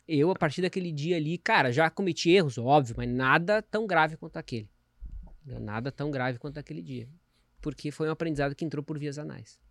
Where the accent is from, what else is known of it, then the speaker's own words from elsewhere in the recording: Rio Grande do Sul, Brazil; eu sou gaúcho